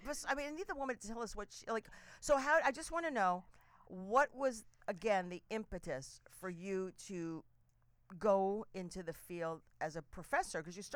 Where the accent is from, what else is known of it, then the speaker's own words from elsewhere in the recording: New York, United States; also born or lived in New Jersey; I grew up in New York, so in New York, New Jersey.